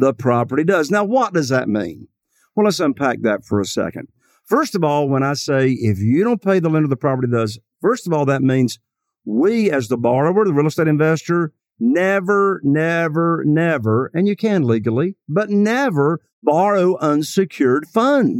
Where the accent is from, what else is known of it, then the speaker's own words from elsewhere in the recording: Eastern North Carolina, United States; I am from Eastern North Carolina